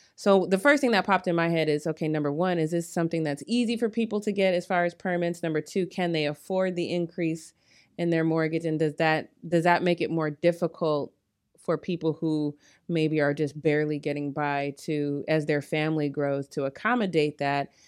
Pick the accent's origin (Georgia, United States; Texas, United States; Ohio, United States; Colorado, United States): Colorado, United States; now in Long Beach, United States; I'm from Colorado, so that's not very cold, but it's still kind of cold for us here in Long Beach.